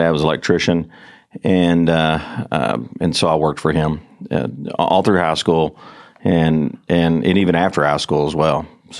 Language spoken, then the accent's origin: English; Fort Worth, Texas, United States; also born or lived in Everman, Texas; I was born in Fort Worth, Texas.